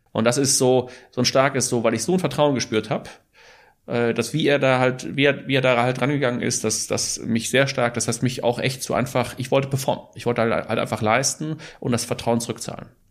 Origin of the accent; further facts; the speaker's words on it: Ruhr area, North Rhine-Westphalia, Germany; ich bin Holländer und Schweizer und bin aber in, im, im äh, Ruhrgebiet aufgewachsen